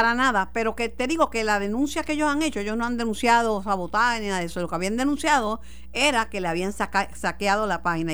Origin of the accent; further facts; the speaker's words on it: Mayagüez, Puerto Rico; en mi pueblo, en Mayagüez